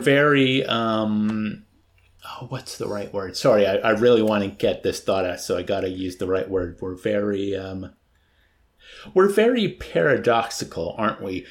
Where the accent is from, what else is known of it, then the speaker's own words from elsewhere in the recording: United States; first language English; I'm an American